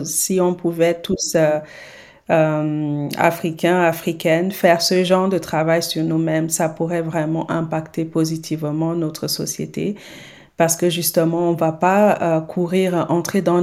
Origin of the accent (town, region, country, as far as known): Senegal